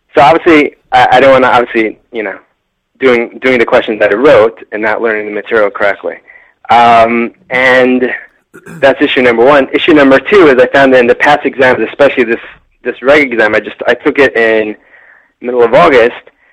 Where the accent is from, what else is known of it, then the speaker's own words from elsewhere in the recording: New York, United States; now in California, United States; I'm from New York, moved to California